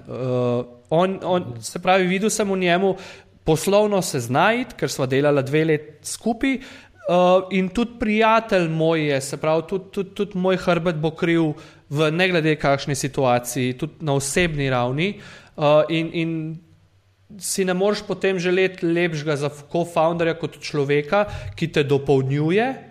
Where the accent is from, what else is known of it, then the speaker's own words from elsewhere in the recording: Prekmurje, Slovenia; jaz sem iz Slovenije